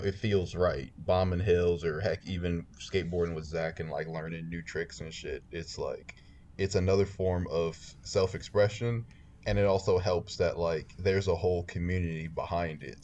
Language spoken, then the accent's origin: English; Chicago, Illinois, United States; I am from Chicago, uh, particularly the North Side, North Soldier. but I've bounced around. I've lived uh, on the West Side. I've lived in the suburbs.